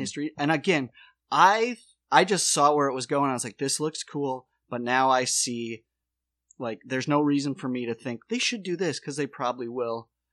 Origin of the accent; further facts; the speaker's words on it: Watertown, South Dakota, United States; moved away; also born or lived in Charleston County; I'm born and raised in Watertown, South Dakota